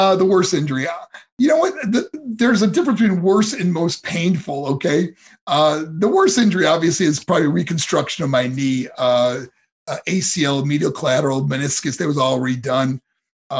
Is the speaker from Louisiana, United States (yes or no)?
no; New York, United States; moved away as an adult; also born or lived in Colorado Springs, Colorado; my hometown in New York